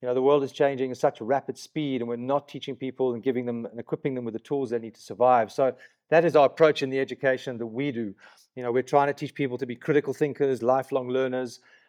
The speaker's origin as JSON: {"language": "English", "town": "Johannesburg", "region": "Gauteng", "country": "South Africa", "tie": "born or raised there", "also_born_or_lived": "Kenya / Nigeria / Middle East", "said": "I grew up in Kenya, Nigeria, in the Middle East. So got to Johannesburg when I was like 9 and had a completely multicultural upbringing."}